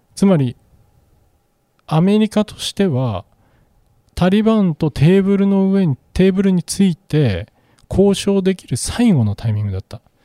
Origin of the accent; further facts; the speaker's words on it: Japan; 私たち日本人